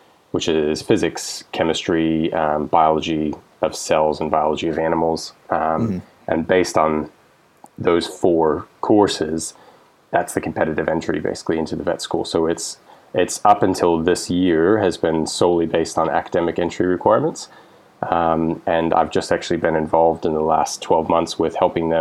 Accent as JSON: {"language": "English", "town": "West Palm Beach", "region": "Florida", "country": "United States", "tie": "born or raised there", "also_born_or_lived": "Gainesville, Florida", "moved": "as an adult", "lives_now": "New Zealand", "said": "I'm originally from Florida, so I was born and raised in West Palm"}